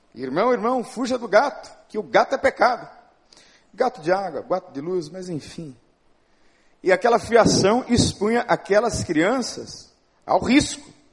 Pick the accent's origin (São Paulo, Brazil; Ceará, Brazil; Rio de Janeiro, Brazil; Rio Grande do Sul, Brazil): São Paulo, Brazil; moved away; Eu sou de São Paulo, eu tenho uma cultura diferente, uma formação diferente